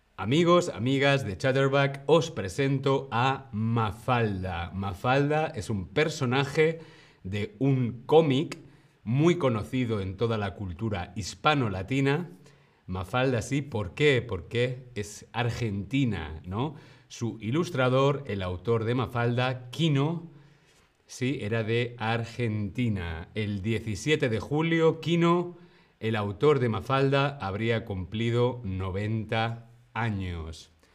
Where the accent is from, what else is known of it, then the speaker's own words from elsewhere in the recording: Alcalá de Henares, Community of Madrid, Spain; Yo soy de Alcalá de Henares